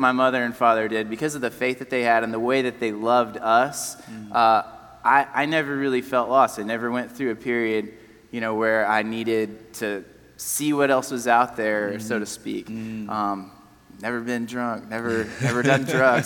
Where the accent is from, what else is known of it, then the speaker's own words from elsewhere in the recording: Nashville, Tennessee, United States; I was born in Nashville, which seems to be more and more rare these days